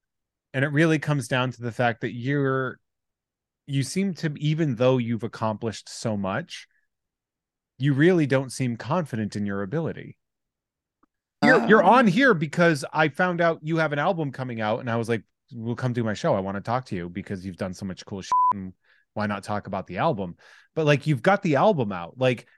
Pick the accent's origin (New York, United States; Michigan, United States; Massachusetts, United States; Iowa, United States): Massachusetts, United States; Worcester; I'm from the Worcester area.